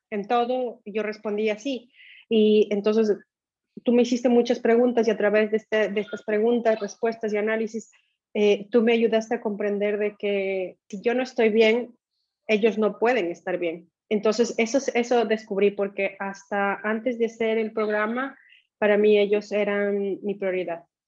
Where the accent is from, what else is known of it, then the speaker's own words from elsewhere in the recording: Ecuador; moved away as an adult; also born or lived in Europe / Asia; Soy ecuatoriana, dejé Ecuador en el 2000 y he tenido la oportunidad de vivir en diferentes países, tanto de Europa como de Asia